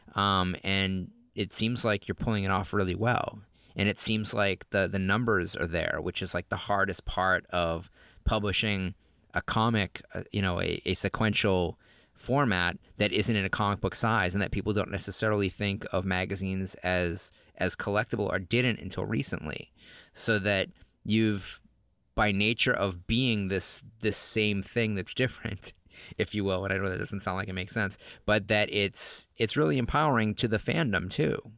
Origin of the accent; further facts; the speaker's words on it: New England, United States; moved away as an adult; also born or lived in Los Angeles; I grew up in New England